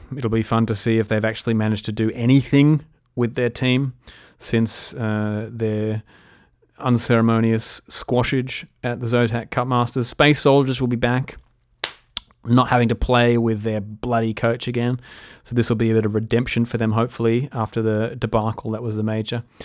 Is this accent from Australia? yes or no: yes; Australia; Being an Aussie